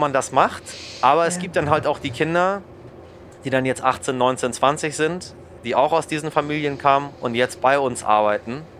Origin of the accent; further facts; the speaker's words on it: Germany; hier bei uns in Deutschland